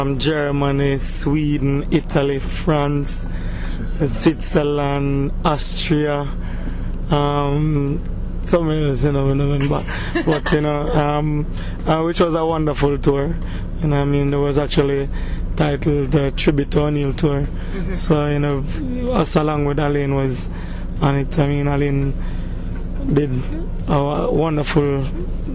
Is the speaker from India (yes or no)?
no; Jamaica; we as Jamaican entertainers